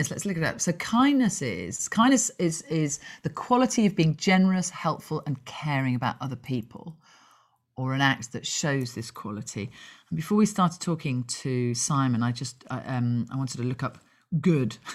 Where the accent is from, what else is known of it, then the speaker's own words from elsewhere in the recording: Dublin, Leinster, Ireland; born there; I can say that because I was born in Dublin. I have an Irish passport, so there you go.